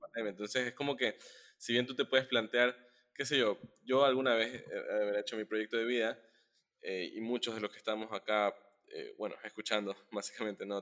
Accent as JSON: {"language": "Spanish", "country": "Ecuador", "said": "como, como ecuatorianos"}